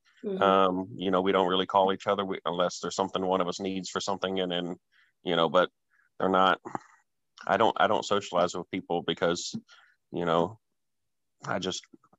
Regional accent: Arlington, Texas, United States; also born or lived in Hawaii / Missouri; I was born in Hawaii, grew up a little bit in Missouri, and been in Arlington, Texas most of my life.

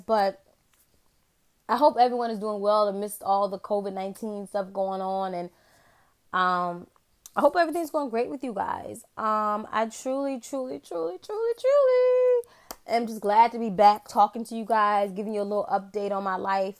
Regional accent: Virginia, United States; I'm from a small town in the state of Virginia.

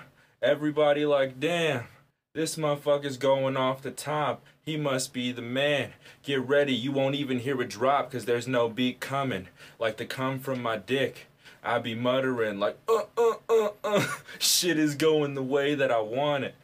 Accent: the South, United States; growing up in the South

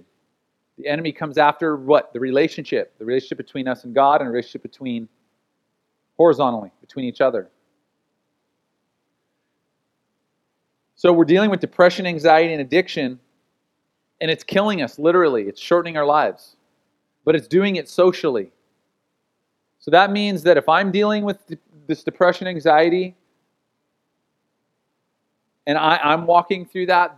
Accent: United States; as an American

